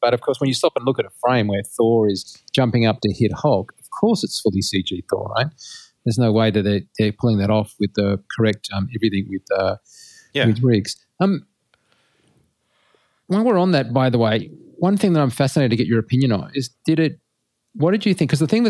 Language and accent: English; Australia; Being an Australian, I'm highly defensive.